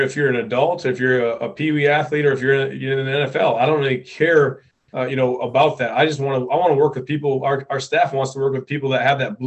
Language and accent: English; Upper Peninsula of Michigan, United States; this community, kind of where I grew up